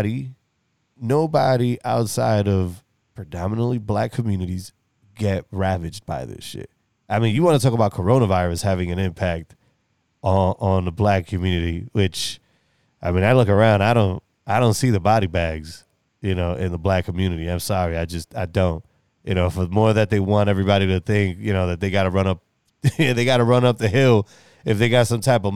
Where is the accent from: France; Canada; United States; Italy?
United States; New York; I'm from the East Coast and I come from the true melting pot of America, which is New York